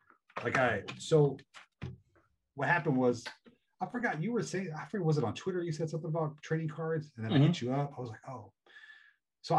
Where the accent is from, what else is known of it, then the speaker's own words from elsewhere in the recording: San Diego, California, United States; I'm from San Diego.